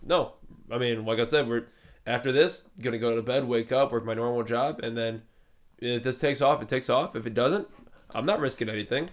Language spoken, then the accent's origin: English; Cleveland, Ohio, United States; we're from Cleveland, Ohio